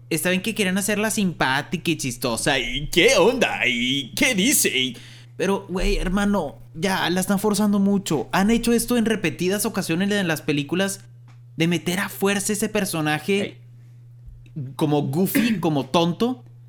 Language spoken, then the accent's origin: Spanish; Monterrey, Nuevo León, Mexico; somos de Monterrey, aquí en Monterrey